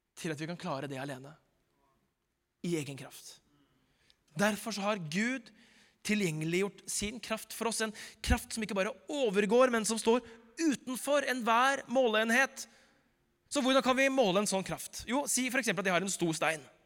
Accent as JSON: {"language": "Norwegian", "region": "Oslo", "country": "Norway", "tie": "born or raised there", "said": "Da jeg vokste opp i Groruddalen på 90-tallet"}